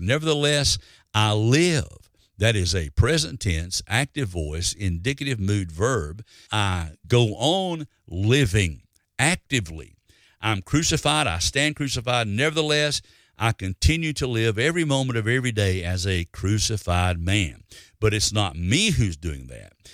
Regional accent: Alabama, United States; when I was growing up in Alabama

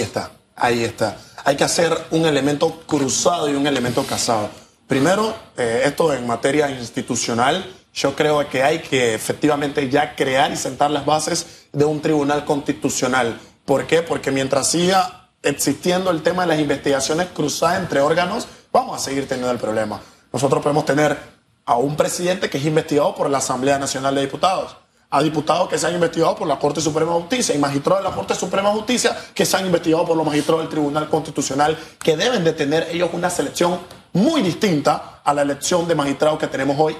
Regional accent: Panama; Nosotros los panameños

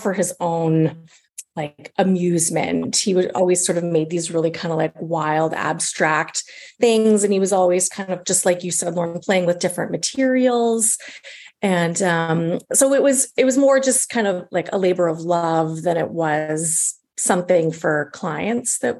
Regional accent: Regina, Saskatchewan, Canada; moved away as an adult; also born or lived in Coquitlam, British Columbia; now in Vancouver, Canada; I'm from Regina, Saskatchewan.

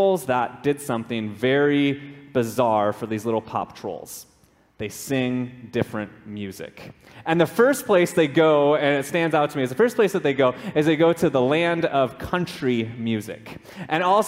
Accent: Minnesota, United States; moved away as an adult; also born or lived in California / Raleigh-Durham, North Carolina; now in Hawaii, United States; I grew up in Minnesota

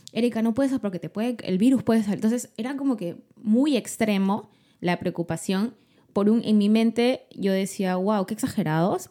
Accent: Lima, Peru; soy de Lima y yo vivo con mi esposo y mi hijita Almendra

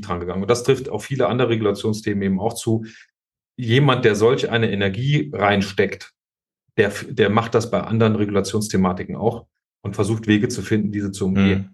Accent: hometown in Kassel district, Hesse, Germany; moved away as an adult; war dann zehn Jahre Stadtverordneter meiner Heimatstadt und äh, auch Landratskandidat 2015 im Landkreis Kassel

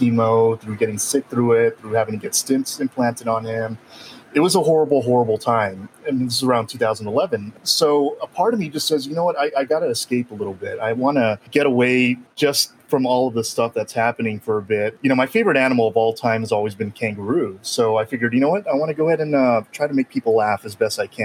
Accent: El Paso, Texas, United States; I was born and raised here in El Paso, so I'm back home where I grew up.

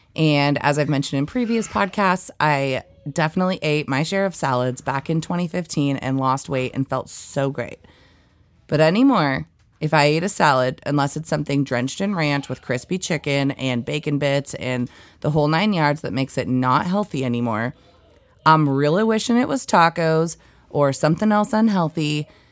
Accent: East Valley, United States; I grew up in a town called East Valley

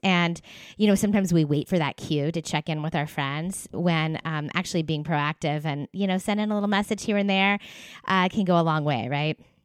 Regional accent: East Coast, United States; also born or lived in Los Angeles area, California; now in Los Angeles, United States; I live in California. I'm like in the LA area, but I grew up on the East Coast

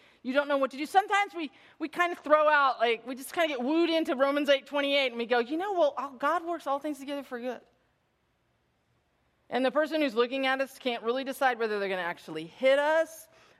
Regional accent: Bay Area, California, United States; I grew up in the Bay Area.

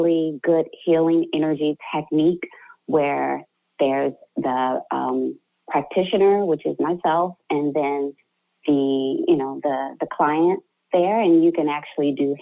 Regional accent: Chicago, Illinois, United States; moved away as an adult; I'm actually from Chicago, Illinois, born and raised

